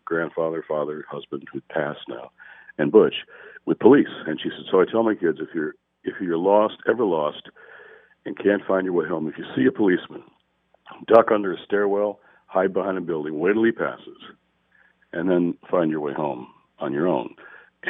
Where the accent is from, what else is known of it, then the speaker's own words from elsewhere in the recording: Detroit, Michigan, United States; I was in Detroit. I grew up in Detroit.